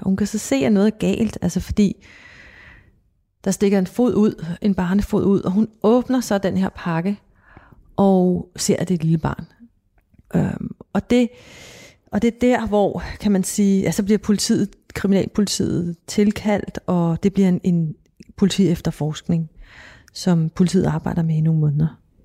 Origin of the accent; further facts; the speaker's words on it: Copenhagen, Capital Region of Denmark, Denmark; jeg voksede op i København i, øh, på Amager